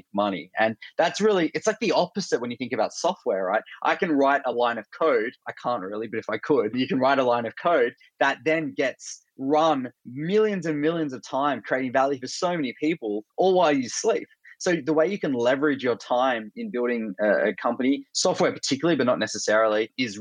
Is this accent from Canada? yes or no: no; Australia; accent: Australian; moved away as an adult; also born or lived in Bay Area, United States; I'm originally Australian. That's my accent